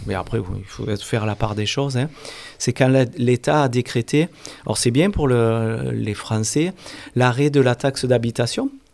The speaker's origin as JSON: {"language": "French", "town": "Alès", "region": "Occitania", "country": "France", "tie": "born or raised there", "also_born_or_lived": "Montpellier", "said": "je suis alésien à la base. Hein. Je suis né à Alès, à Saint-Christol depuis quand j'avais l'âge de 5 ans sur Saint-Christol"}